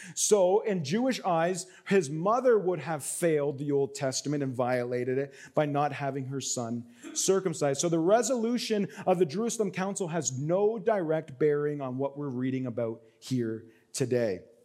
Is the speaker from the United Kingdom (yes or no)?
no; Canada; I'm Canadian